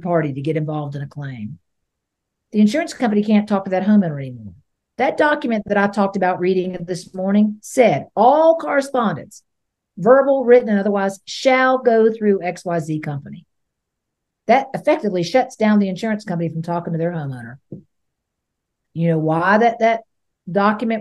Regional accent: Hillsborough County, Florida, United States; I grew up in Hillsborough County

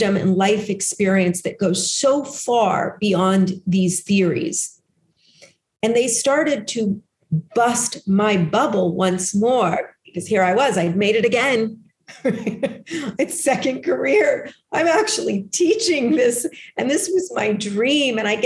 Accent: Los Angeles, California, United States; I grew up in Los Angeles.

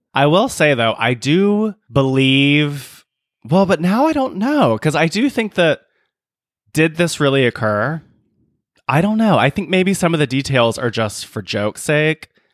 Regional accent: South Carolina, United States; moved away; growing up in South Carolina

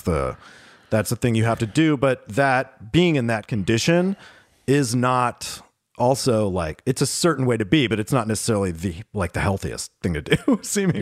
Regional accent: Pittsburgh, Pennsylvania, United States; moved away; I grew up in Pittsburgh

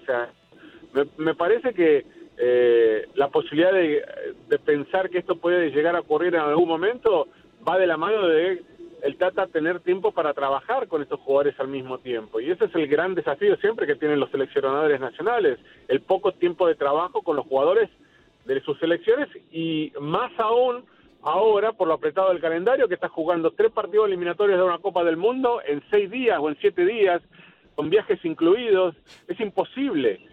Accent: Argentina; nosotros como argentinos

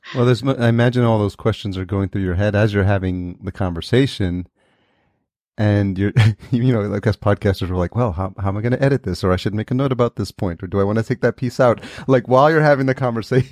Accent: New York, United States; We grew up in New York together

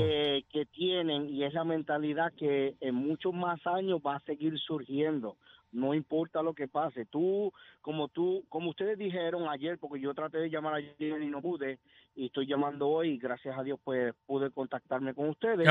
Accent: Puerto Rico; moved away as an adult; now in United States; Yo, soy nacido y criado en Puerto Rico

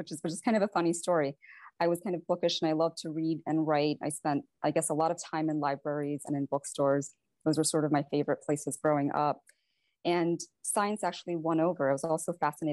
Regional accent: Valparaiso, Indiana, United States; also born or lived in Varanasi, India; I actually grew up in Valparaiso, Indiana, and it's a small town

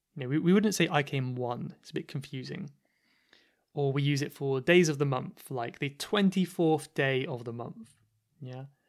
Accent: Cornwall, South West England, United Kingdom; accent: Cornish; I don't know if this is a feature of the Cornish accent or not. I don't know if it is my accent

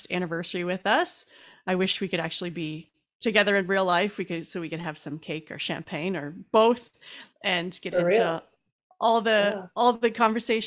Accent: Canada; as a Canadian

